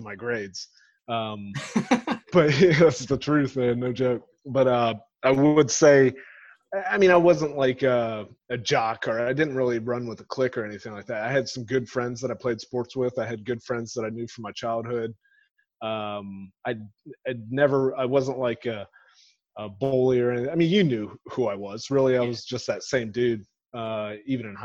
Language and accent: English; Grove City, Ohio, United States; I grew up in a suburb of Columbus. It's called Grove City in Ohio